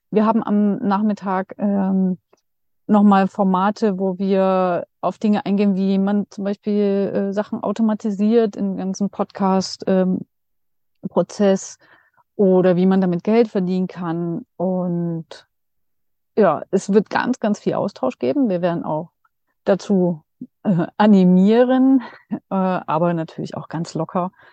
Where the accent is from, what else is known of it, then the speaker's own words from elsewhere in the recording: Dresden, Saxony, Germany; also in Dresden, weil das hier meine Heimat ist.